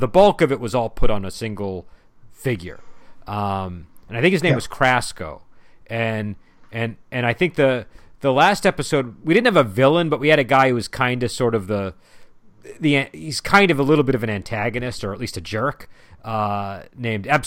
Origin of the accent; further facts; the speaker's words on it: Boston, Massachusetts, United States; I'm from Boston